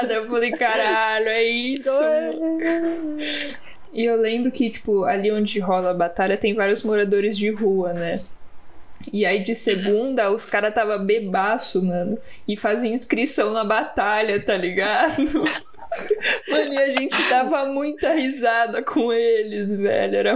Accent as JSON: {"language": "Portuguese", "town": "São Bernardo do Campo", "region": "São Paulo", "country": "Brazil"}